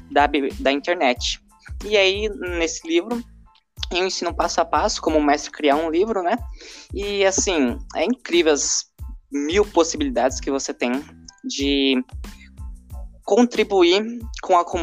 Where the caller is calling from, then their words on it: Suzano, São Paulo, Brazil; eu sou o …, sou da Biblioteca Medieval e estou falando de São Paulo, Suzano